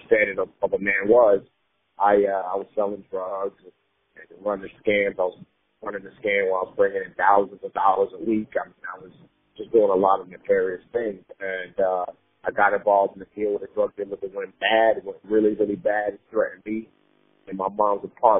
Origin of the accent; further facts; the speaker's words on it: New York City, New York, United States; also born or lived in Nigeria; Growing up in the Bronx